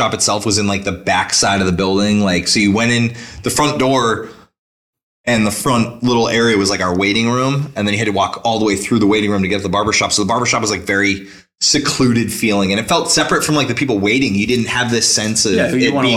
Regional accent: Nashua, New Hampshire, United States; I'm from Nashua. I grew up in Nashua. I live in Nashua now

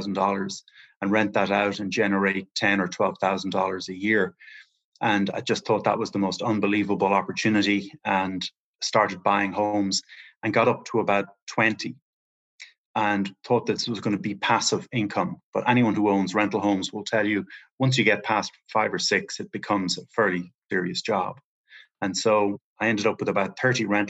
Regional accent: Ireland; moved away; I'm from Ireland originally, and I'm just over here taking advantage of the remote working opportunities

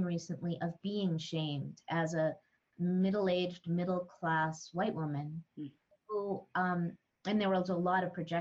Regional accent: northern New Mexico, United States; I grew up around the Lama Foundation, which is where Ram Dass wrote Be Here Now, the original interspiritual community and intentional community here in the mountains of northern New Mexico. I still live very close to Lama

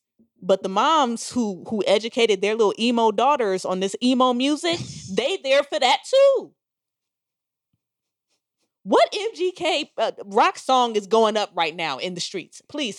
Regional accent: Cleveland, Ohio, United States; I'm from Cleveland.

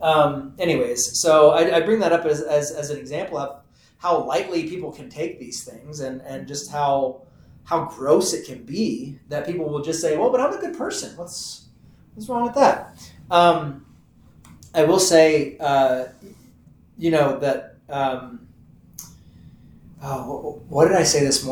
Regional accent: Texas, United States; I'm from Texas

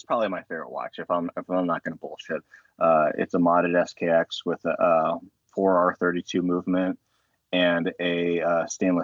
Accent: Huntington Beach, California, United States; now in St. Louis, United States; I was born over in Huntington Beach, California

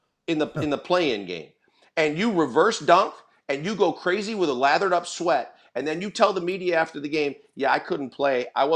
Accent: Milwaukee, Wisconsin, United States; Well, and you know, obviously, and being a Bucks fan growing up in Milwaukee, that's my biggest thing

